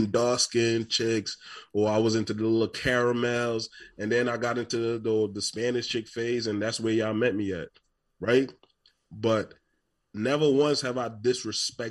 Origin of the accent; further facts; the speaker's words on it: Trinidad & Tobago; I'm from Trinidad. I'm West Indian